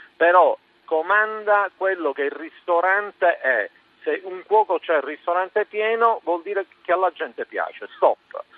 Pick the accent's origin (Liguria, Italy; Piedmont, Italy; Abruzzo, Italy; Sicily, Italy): Sicily, Italy; Palermo; io sono di Palermo